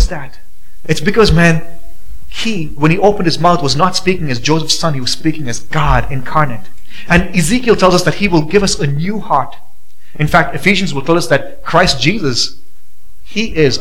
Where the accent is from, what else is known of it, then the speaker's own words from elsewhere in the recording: India; now in Boise, United States; growing up in India